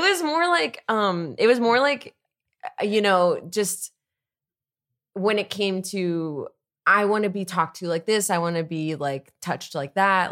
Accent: East Coast, United States; I'm from the East Coast like Jess

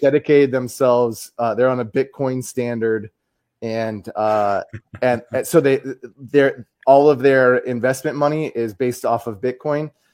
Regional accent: United States; as the American here

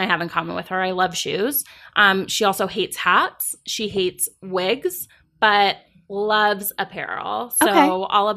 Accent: Los Angeles, California, United States; moved away as an adult; now in New York City, United States; I was born and raised in Los Angeles. I moved to New York City 17 years ago this summer

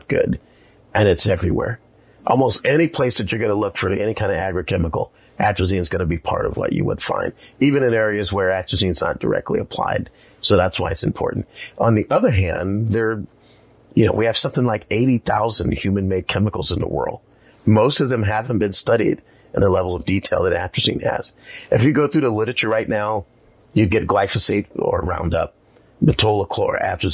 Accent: South Carolina, United States; moved away; I grew up in South Carolina

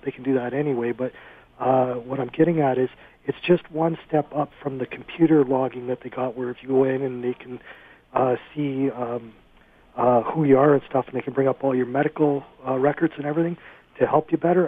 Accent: Cambridge, Ontario, Canada; I'm from Cambridge, in the Cambridge Hospital

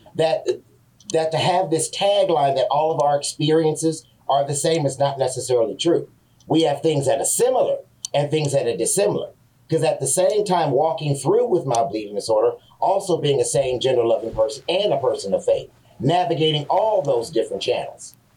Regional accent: San Francisco, California, United States; I was a black man growing up in San Francisco.

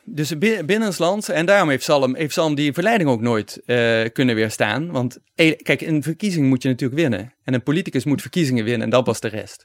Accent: Netherlands

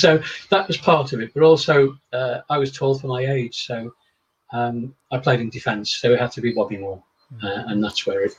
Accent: Chester, North West England, United Kingdom; No, I'm a Northerner. I was born in Chester, live in Cheshire.

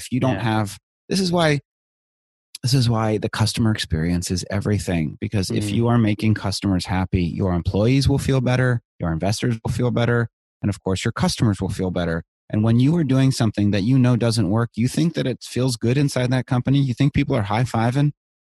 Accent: Virginia, United States; also born or lived in India / Israel / El Salvador; So I grew up overseas in India, Israel, and El Salvador. Wow. I came back to the States for eighth grade in Northern Virginia, outside DC. So I say that I'm from the DC area.

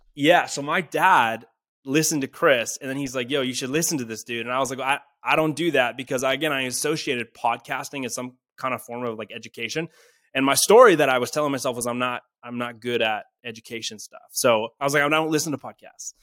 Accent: Canada; I'm from Canada. I'm from a small town.

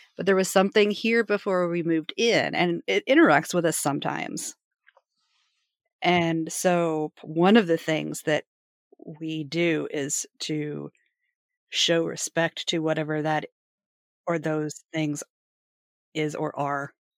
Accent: Appalachia, United States; moved away; I'm from the Appalachians

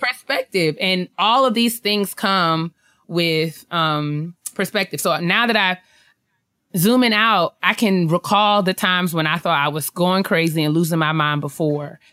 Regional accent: New York, United States; moved away; I'm from New York. I lived there my whole life

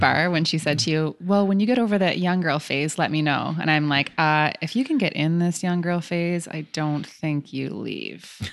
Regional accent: Canada; So we're from Canada

